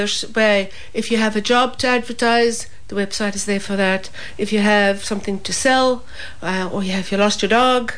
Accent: South Africa; now in Millstreet, Ireland; I'm originally from South Africa

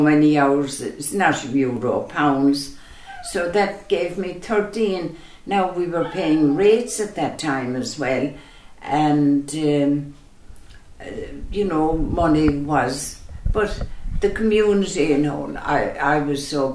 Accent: Charleville, Munster, Ireland; moved away as an adult; now in Listowel, Ireland; I'm from Charleville, County Cork, a lovely, busy town, lovely town to grow up

